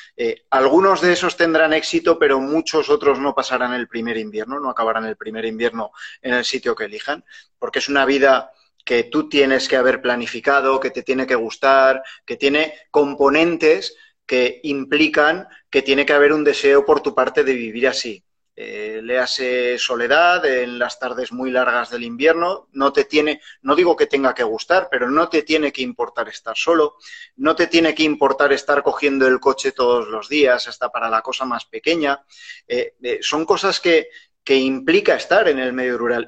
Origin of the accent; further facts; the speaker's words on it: Huesca, Aragon, Spain; Yo soy de Huesca, que es una ciudad muy pequeña